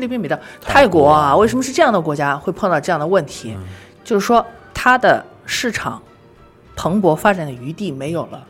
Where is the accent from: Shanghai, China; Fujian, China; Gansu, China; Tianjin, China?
Shanghai, China; 咱们两个人都从小在上海长大的